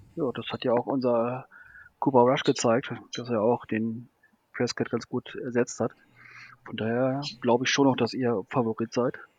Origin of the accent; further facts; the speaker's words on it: Hamburg, Germany; also born or lived in Bavaria; now in Tübingen, Germany; bin gebürtig äh, ein Hamburger, habe dann zwischendurch jetzt zehn Jahre in Bayern gewohnt und wohne jetzt ein Jahr in Tübingen.